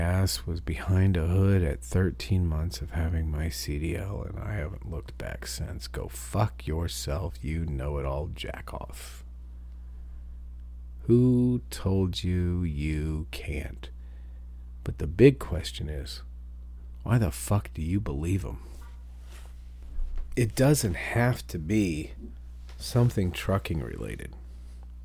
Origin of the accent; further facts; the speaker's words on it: New Bremen, Ohio, United States; I grew up in New Bremen, Ohio, where Crown Forklifts was invented